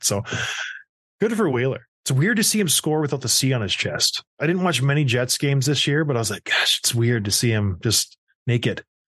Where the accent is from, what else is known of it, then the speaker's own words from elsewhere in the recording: St. Catharines, Ontario, Canada; also born or lived in Edmonton, Alberta; that's where I was raised until I was six and had to move out to Saint Catharines, Ontario